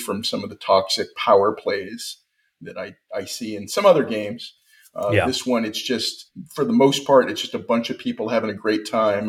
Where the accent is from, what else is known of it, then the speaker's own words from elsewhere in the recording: California, United States; moved away as an adult; now in Texas, United States; I was born in California